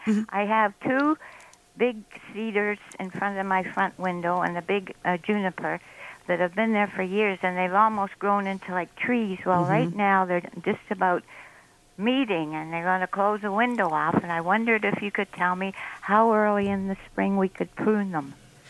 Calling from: Toronto, Ontario, Canada

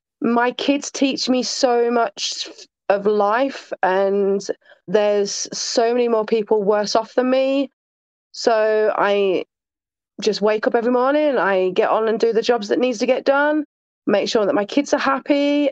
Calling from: Sheffield, Yorkshire and the Humber, United Kingdom; Sheffield, South Yorkshire, England.

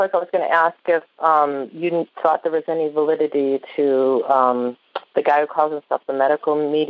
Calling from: Viroqua, Wisconsin, United States; Viroqua, Wisconsin. It's southwest.

